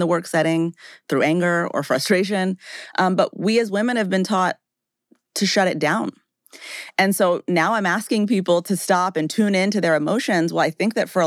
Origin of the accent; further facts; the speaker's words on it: Rocky Mountains, United States; I grew up in the Rocky Mountains